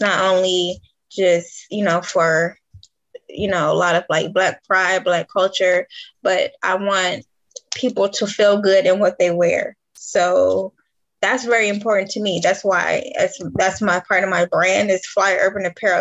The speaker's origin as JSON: {"language": "English", "town": "Detroit", "region": "Michigan", "country": "United States", "moved": "yes", "said": "I'm originally from Detroit, Michigan"}